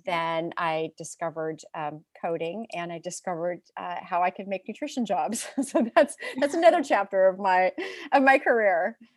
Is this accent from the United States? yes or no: yes; San Francisco Bay Area, California, United States; I am from California, from the San Francisco Bay Area. I grew up in, in the Bay Area